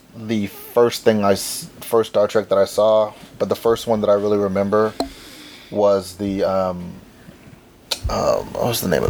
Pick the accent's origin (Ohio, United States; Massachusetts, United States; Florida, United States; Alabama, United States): Alabama, United States; Birmingham; Yes, I am born and raised in Birmingham